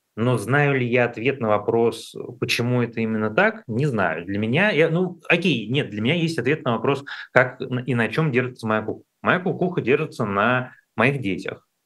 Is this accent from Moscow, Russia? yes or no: yes; Moscow, Russia; как москвич